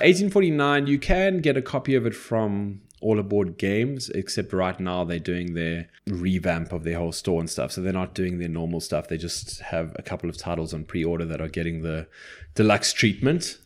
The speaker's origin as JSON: {"language": "English", "country": "South Africa", "said": "I'm English"}